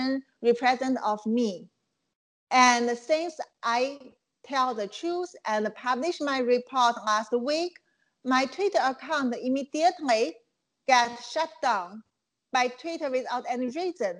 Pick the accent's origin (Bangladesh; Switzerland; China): China; Qingdao, Shandong; English is a second language; moved away as an adult; also born or lived in Hong Kong; now in United States; my hometown Qingdao